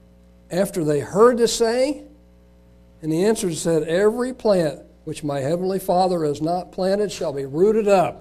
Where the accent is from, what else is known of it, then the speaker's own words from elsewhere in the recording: United States; Being an American, growing up in this country